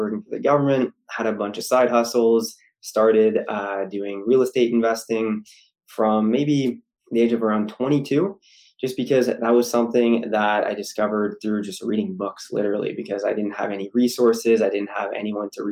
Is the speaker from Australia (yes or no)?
no; Ottawa, Ontario, Canada; University of Ottawa in my hometown